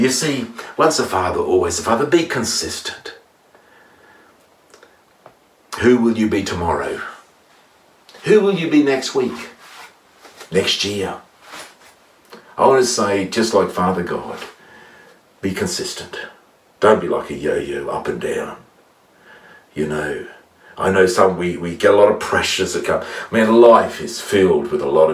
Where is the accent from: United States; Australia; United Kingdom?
Australia; Gunnedah, New South Wales; my hometown in Gander